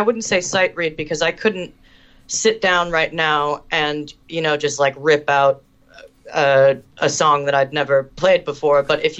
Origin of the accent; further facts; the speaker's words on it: Canada; I'm half Canadian, and I found one in my hometown in Canada who would work with me